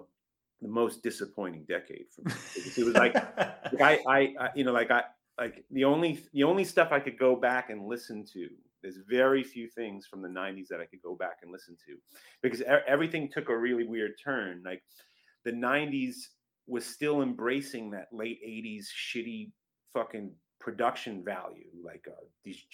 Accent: Long Island, New York, United States; also born or lived in Brooklyn; I was born in Brooklyn, but then we moved out to Long Island when I was about 3 years old

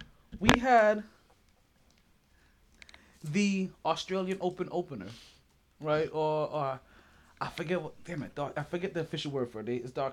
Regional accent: United States; Because we're American.

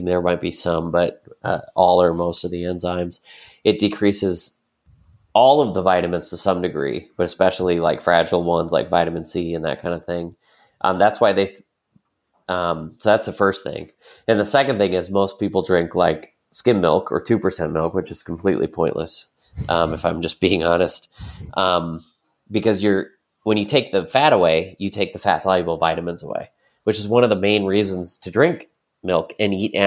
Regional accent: Wisconsin, United States; now in Lancaster, United States; monoculture farms are like where I grew up in Wisconsin

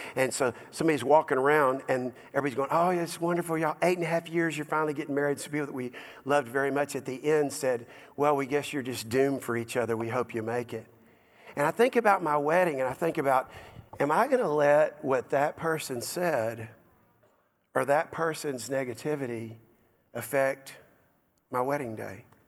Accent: Dallas, Texas, United States; the house that I grew up in in Dallas. South Dallas, of all places, Oak Cliff, Cockrell Hill

